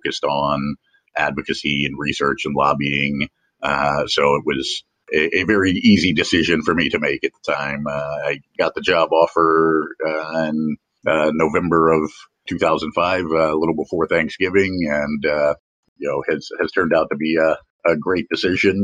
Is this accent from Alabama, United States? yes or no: no; Jacksonville, Florida, United States; my hometown of Jacksonville